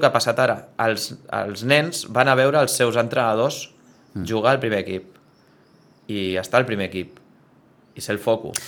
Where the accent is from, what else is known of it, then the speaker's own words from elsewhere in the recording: Sitges, Catalonia, Spain; al club del meu poble